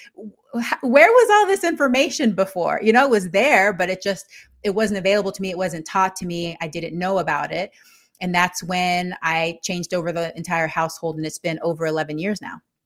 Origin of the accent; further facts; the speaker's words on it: Texas, United States; moved away as an adult; also born or lived in Panama; now in Yakima, United States; I'm originally from Panama, and I grew up in Texas